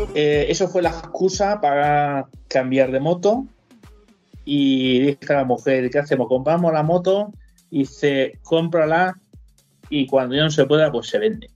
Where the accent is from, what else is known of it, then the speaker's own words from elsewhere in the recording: Alicante, Valencian Community, Spain; moved away as an adult; now in Munich, Germany; yo soy valenciano, alicantino, para decirlo así, borracho y fino que dicen.